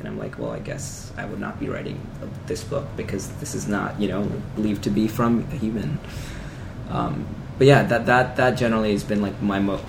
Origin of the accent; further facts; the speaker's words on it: Pakistan; moved away; I mean, I'm Pakistani, I've been to Pakistan a million times.